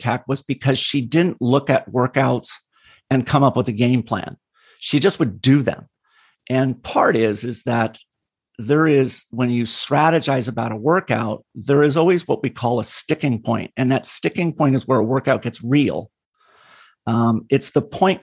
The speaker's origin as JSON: {"language": "English", "region": "California", "country": "United States", "tie": "born or raised there"}